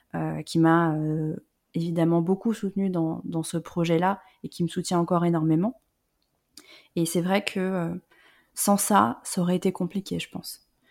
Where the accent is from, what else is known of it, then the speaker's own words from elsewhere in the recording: Lyon, Auvergne-Rhône-Alpes, France; moved away; also born or lived in Paris / south-west France; je suis pas parisienne, moi je viens de la région Rhône-Alpes, euh, je suis née à Lyon.